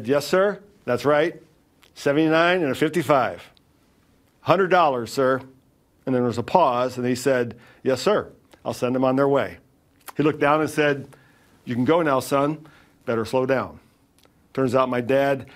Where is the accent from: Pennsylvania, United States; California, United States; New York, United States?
New York, United States; a small town in; moved away as an adult; also born or lived in Orlando, Florida; my family moved from a small town in New York that had been my hometown for some 9 years to Orlando, Florida